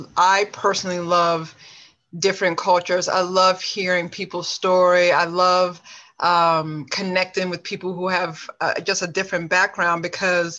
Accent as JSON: {"language": "English", "town": "Montgomery", "region": "Alabama", "country": "United States", "tie": "born or raised there", "also_born_or_lived": "Bronx, New York", "said": "What I consider home is Montgomery and not New York. I am not a New Yorker. I'm a Southern woman through and through"}